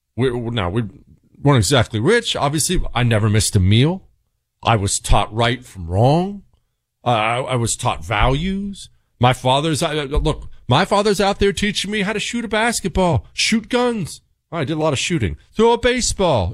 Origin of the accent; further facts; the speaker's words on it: Montana, United States; I grew up in Montana.